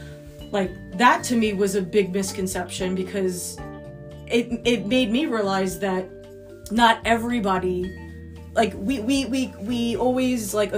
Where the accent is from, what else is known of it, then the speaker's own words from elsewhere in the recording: New York, United States; we're from New York.